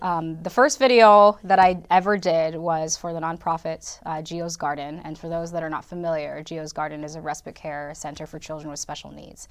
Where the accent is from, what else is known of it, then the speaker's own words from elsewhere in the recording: California, United States; moved away as an adult; also born or lived in Los Angeles / Sioux City, Iowa; now in Madison, United States; I grew up in California